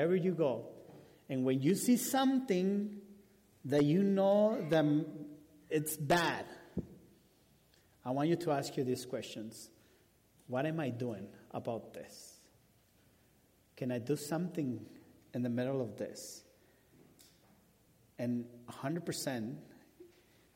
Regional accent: Mexico; first language Spanish; English is a second language; now in Omaha, United States; I'm from Mexico, and he brought me to Omaha, Nebraska.

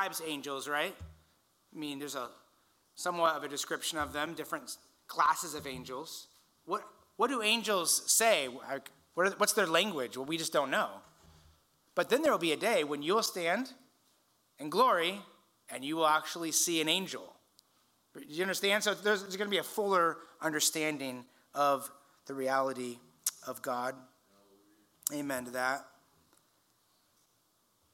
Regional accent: Indiana, United States; now in California, United States; I grew up in Indiana.

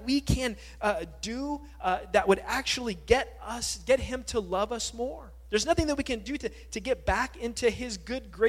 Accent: California, United States; moved away; also born or lived in Hawaii; growing up in California, living in Hawaii for some time

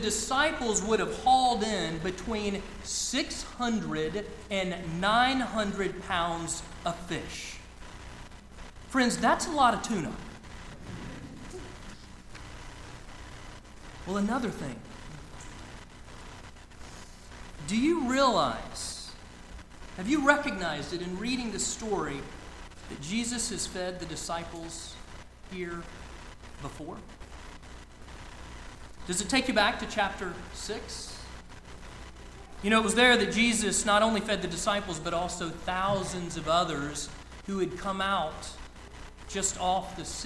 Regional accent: Lake Lanier, northeast Georgia, United States; So I grew up on Lake Lanier in northeast Georgia. It's about an hour north of Atlanta

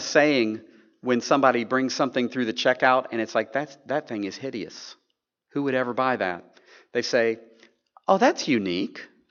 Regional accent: Tennessee, United States; we Southerners, you know, I grew up in Tennessee

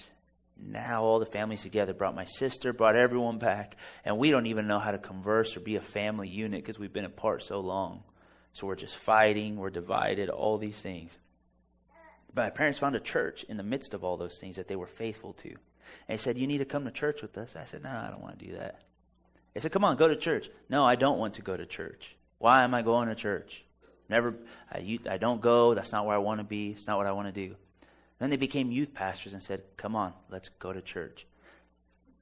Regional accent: La Mirada, California, United States; I was born in La Mirada, California.

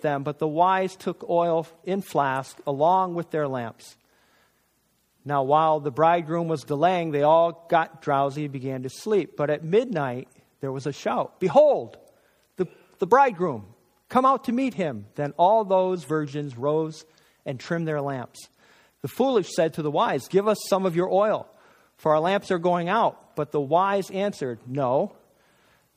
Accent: North Country, New York, United States; I'm from the North Country of New York

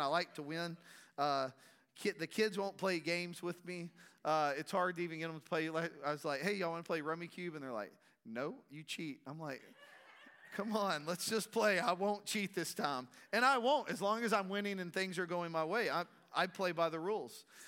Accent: Strawn, Texas, United States; growing up in Strawn, a small community

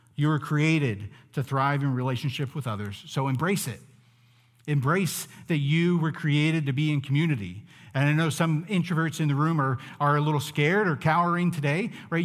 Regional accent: United States; Growing up in the United States

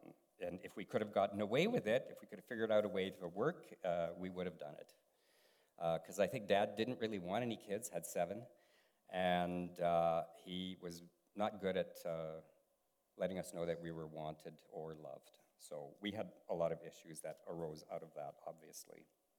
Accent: Germany; born there; And I was born in Germany because my dad was in the military, so I'm their little German in the house.

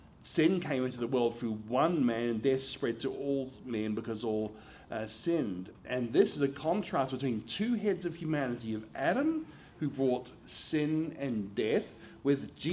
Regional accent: Australia; moved away as an adult; now in United States; my home country of Australia

